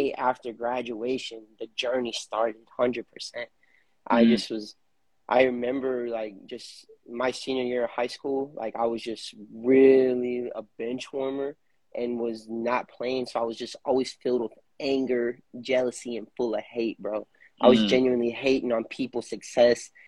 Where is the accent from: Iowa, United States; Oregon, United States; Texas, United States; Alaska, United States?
Texas, United States; Lufkin; moved away as an adult; now in San Antonio, United States; I was born in Lufkin, Texas. I recently just moved to San Antonio about a year and a half ago